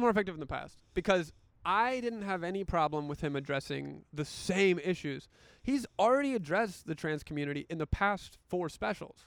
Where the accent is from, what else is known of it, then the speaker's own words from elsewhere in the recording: the South, United States; I grew up in the South